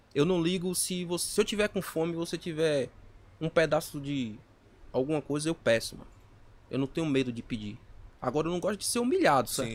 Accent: Bahia, Brazil; now in São Paulo, Brazil; Eu vim da Bahia

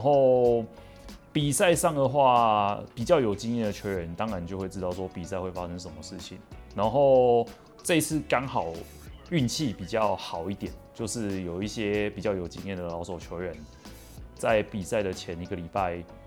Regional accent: Kaohsiung, Taiwan; 那我本身是高雄市人。 那从小到大，除了念大学，其实就是都一路在高雄土生土长，就是很 local 的高雄人就对了

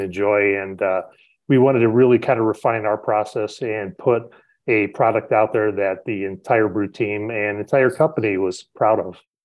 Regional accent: Chicago, Illinois, United States; I grew up on the South Side, so I'm definitely a Sox fan.

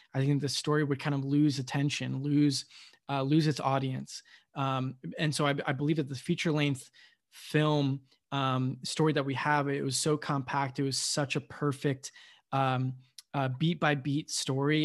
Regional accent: United States; I was born in the United States

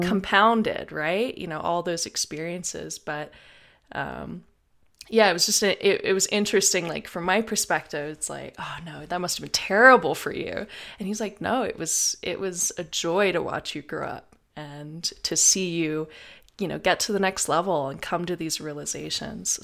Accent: the South, United States; I grew up in the South.

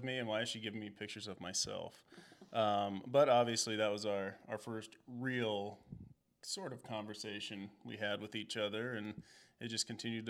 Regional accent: Fort Madison, Iowa, United States; here in Decorah, Iowa. I originally grew up in Fort Madison, Iowa, a little town in the southeast corner of the state.

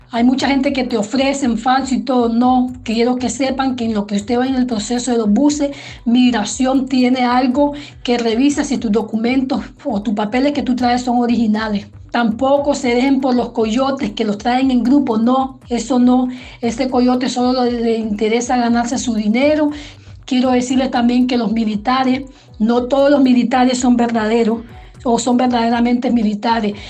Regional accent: Nicaragua; now in Houston, United States; Soy exiliada nicaragüense

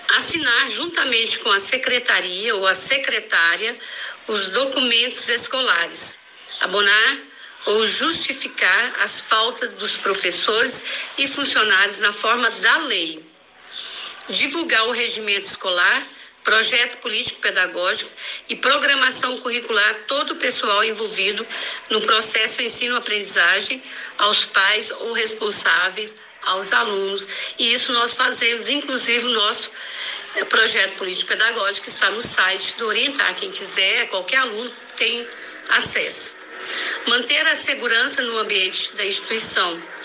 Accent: Goiânia, Goiás, Brazil; nasci aqui em Goiânia, na vila, ali na Fama. Estudei também aqui em Goiânia, tanto o ensino fundamental como o ensino médio

